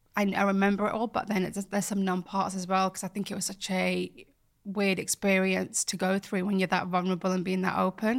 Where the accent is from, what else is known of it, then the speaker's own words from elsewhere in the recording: Bradford, Yorkshire and the Humber, United Kingdom; moved away; from Bradford, and I grew up there, born there, raised there